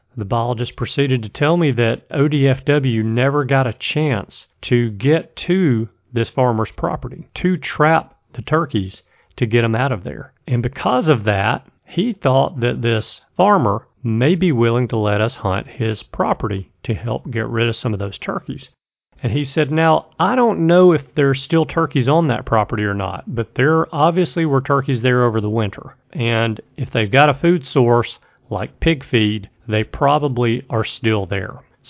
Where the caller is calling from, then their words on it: Birmingham, Alabama, United States; I am calling from Birmingham, Alabama. Actually, I live in Birmingham, Alabama, but I'm calling from somewhere in Idaho.